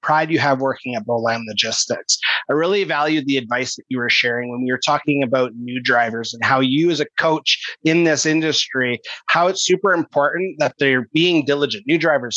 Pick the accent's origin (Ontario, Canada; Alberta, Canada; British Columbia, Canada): British Columbia, Canada; Kelowna; Kelowna, whereas that's my hometown